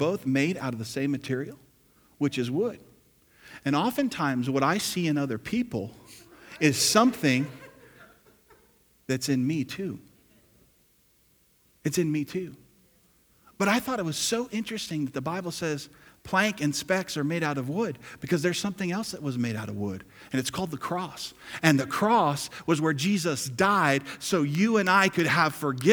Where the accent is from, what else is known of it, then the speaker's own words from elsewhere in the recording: New Jersey, United States; I grew up in New Jersey and lived there